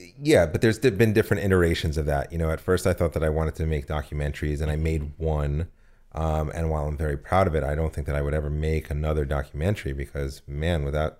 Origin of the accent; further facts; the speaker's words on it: United States; moved away; also born or lived in New Jersey; No, I'm from New York and New Jersey. I did undergrad theater at Rutgers.